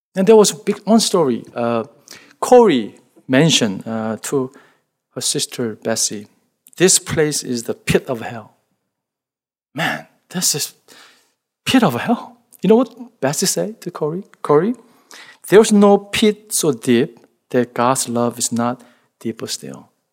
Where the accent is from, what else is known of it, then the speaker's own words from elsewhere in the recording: South Korea; English is a second language; moved away; The village that, where I grew up in Korea